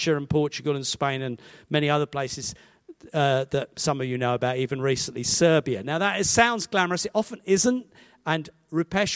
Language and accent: English; Hastings, South East England, United Kingdom; moved away as an adult; also born or lived in Badger Farm, Winchester; now in Winchester, United Kingdom; Grew up in Hastings and ultimately ended up teaching there